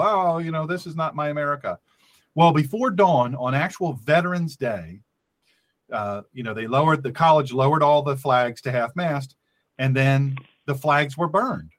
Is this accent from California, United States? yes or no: no; Delaware, United States; this my home state of Delaware.